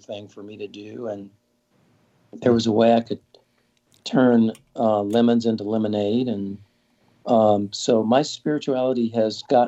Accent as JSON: {"language": "English", "region": "Southern California", "country": "United States", "tie": "born or raised there", "said": "I grew up in Southern California"}